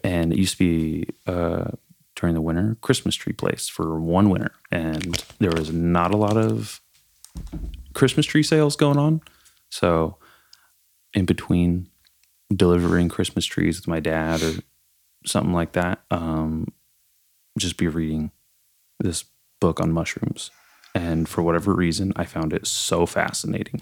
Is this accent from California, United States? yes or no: yes; Nipomo, California, United States; I grew up in Napomo